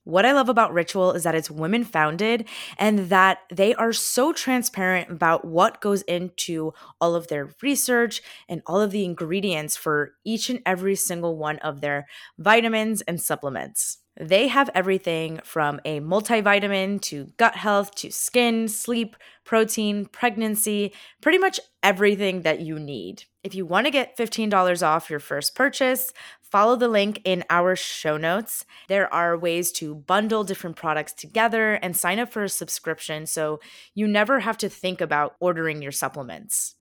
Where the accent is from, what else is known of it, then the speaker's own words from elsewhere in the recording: the Poconos, Pennsylvania, United States; now in Brooklyn, New York, United States; I am currently visiting my family back in Pennsylvania. I am from the Poconos